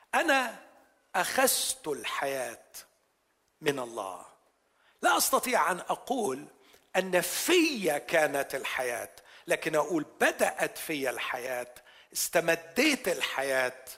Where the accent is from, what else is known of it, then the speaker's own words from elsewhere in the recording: Egypt; عندنا في مصر